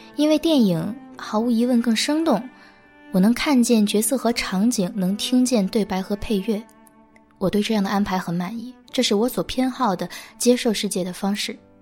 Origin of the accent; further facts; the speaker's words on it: China; moved away as an adult; also born or lived in United States; 我们中国人